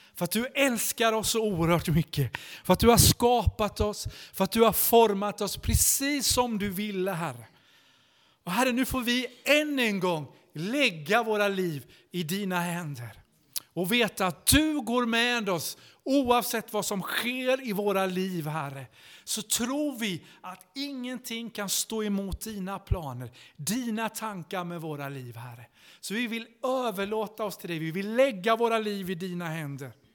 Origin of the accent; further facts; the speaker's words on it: Vimmerby, Kalmar County, Sweden; moved away as an adult; also born or lived in Stockholm; jag kom från Vimmerby i Småland uppvuxen i Missionskyrkan